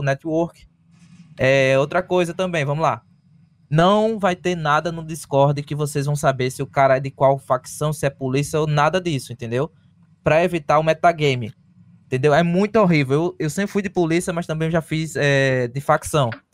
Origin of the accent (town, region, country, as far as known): Brazil; now in United States